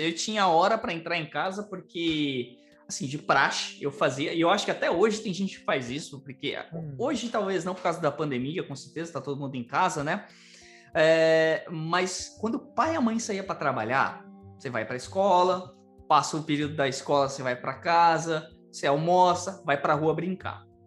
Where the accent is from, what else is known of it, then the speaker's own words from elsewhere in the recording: São Paulo, Brazil; eu nasci, né, e fui criado em uma favela em São Paulo